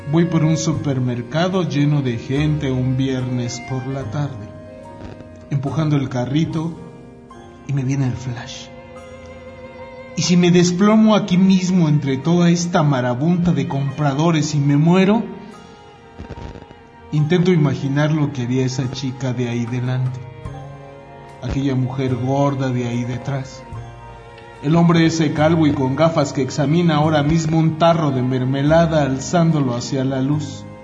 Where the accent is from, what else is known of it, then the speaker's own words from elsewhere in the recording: Mexico; born there; yo no tengo la culpa de que he nacido en México, ¿no?